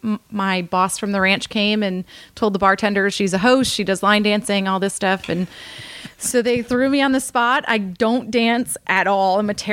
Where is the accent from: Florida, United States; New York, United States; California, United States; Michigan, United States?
Michigan, United States; Lansing; moved away; I've been back and actually filmed for my hometown, which is pretty cool. What part of Michigan? Lansing.